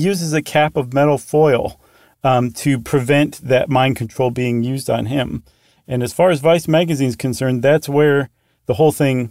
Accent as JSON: {"language": "English", "country": "United States", "said": "I'm American through and through. I bleed red, white, and blue"}